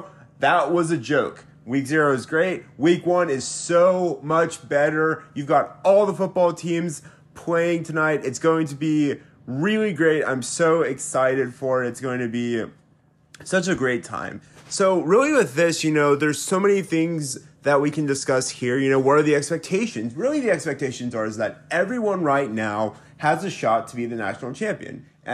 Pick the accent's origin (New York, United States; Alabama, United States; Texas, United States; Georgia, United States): Alabama, United States; Mobile; moved away; So I grew up in Mobile, Alabama, which is in Alabama and is home to beaches, …, music, and Mardi Gras.